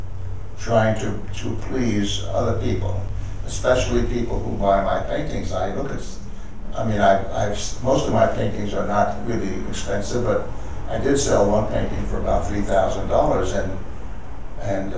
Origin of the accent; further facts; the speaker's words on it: New York, United States; also born or lived in Connecticut; now in Pasadena, United States; I'm originally a New Yorker